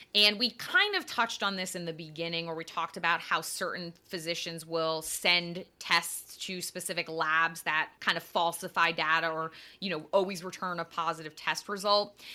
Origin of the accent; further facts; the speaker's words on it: Connecticut, United States; growing up in Connecticut